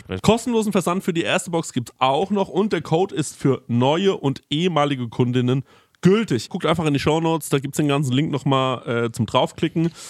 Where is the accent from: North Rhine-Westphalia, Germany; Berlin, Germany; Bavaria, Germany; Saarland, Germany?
Bavaria, Germany; Aschaffenburg; moved away; ich komme aus Aschaffenburg.